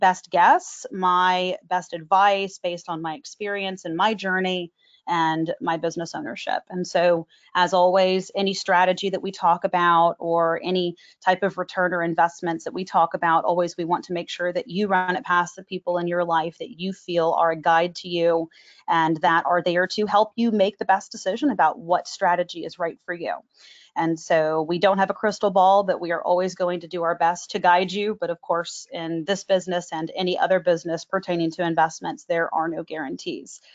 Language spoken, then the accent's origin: English; Dallas, Texas, United States; also born or lived in Plano, Texas; I actually grew up in Dallas and moved to Plano right after September 11th